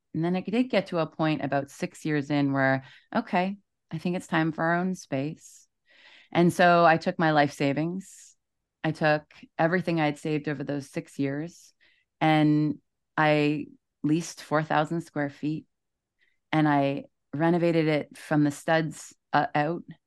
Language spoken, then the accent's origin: English; East Coast, Canada; moved away as an adult; also born or lived in Toronto; I'm from the East Coast. I moved to Toronto